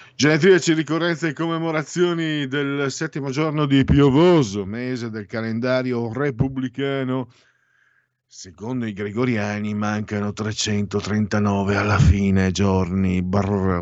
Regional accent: Triveneto, Italy; dalle nostre parti si bestemmia anche troppo, è una pessima abitudine, si bestemmia moltissimo perché la Chiesa eh, da noi, Triveneto

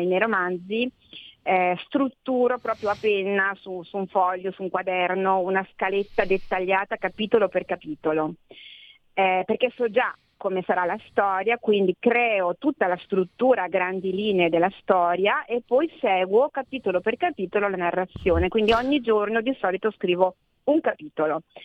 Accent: Ferrara, Emilia-Romagna, Italy; io sono di Ferrara, come tu sai. A Ferrara io ormai sono quella del foresto

